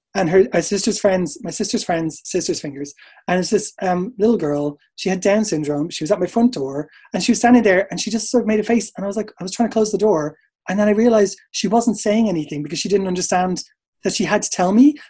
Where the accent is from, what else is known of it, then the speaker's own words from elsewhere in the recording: Dublin, Leinster, Ireland; moved away as an adult; also born or lived in England; now in United Kingdom; So I'm from Ireland. You could probably tell that. Um, from Dublin. I moved over here in 2002